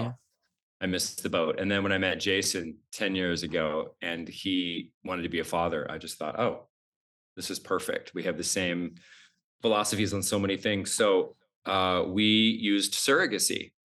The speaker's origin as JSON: {"language": "English", "region": "Idaho", "country": "United States", "tie": "born or raised there", "also_born_or_lived": "New York", "moved": "as an adult", "said": "I grew up so poor in Idaho, like no running water, outhouse"}